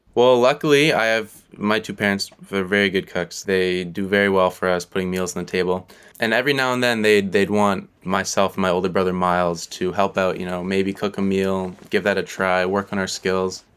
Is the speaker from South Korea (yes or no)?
no; Vancouver, British Columbia, Canada; moved away as an adult; now in Kingston, Canada; growing up in Vancouver all my life